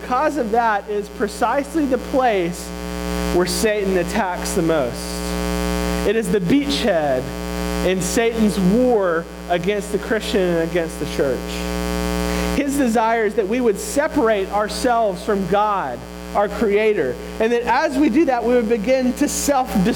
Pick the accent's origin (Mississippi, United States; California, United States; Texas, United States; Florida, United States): Mississippi, United States; moved away; I'm from Mississippi